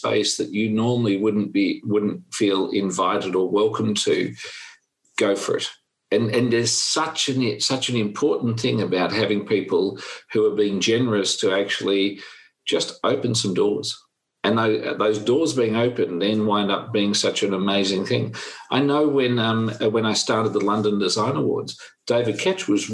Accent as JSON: {"language": "English", "country": "Australia", "said": "I'm from Australia"}